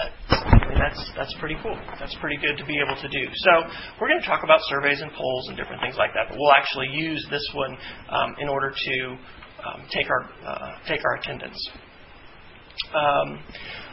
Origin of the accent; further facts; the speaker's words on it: Kansas, United States; moved away; I grew up in Kansas. That's where my hometown is